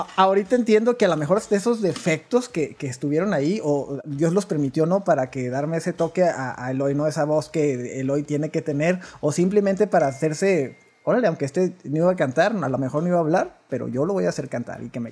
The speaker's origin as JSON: {"language": "Spanish", "town": "Delicias", "region": "Chihuahua", "country": "Mexico", "tie": "born or raised there", "said": "soy de Las Puentes, mío, que es una ranchería muy, muy pequeña, pero tenemos cerquitas, lo más cerquitas es Delicias, Chihuahua"}